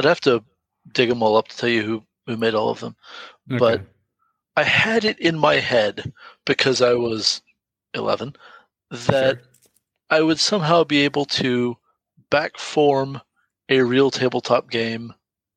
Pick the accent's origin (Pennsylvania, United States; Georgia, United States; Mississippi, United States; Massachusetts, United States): Georgia, United States; Marietta; I grew up in Marietta, Georgia